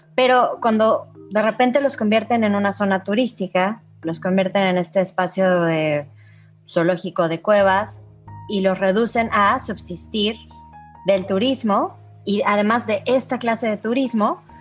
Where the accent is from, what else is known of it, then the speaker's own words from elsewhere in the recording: Mexico; now in United Arab Emirates; vengo de México